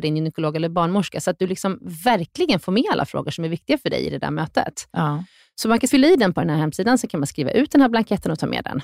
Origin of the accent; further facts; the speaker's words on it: Sweden; vi svenskar